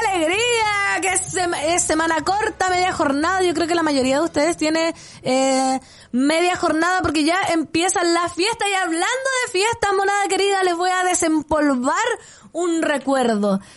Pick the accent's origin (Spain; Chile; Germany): Chile; Putaendo, Valparaíso; mi pueblo putaendo